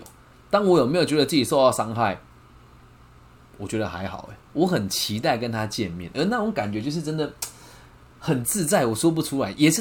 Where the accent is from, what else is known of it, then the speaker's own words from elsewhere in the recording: Taiwan; 我不知道说什么，我们台湾人比较爱计较还是什么？